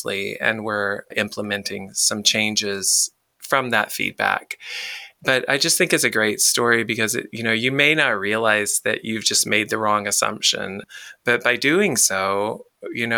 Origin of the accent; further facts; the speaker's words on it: the South, United States; I'm from the South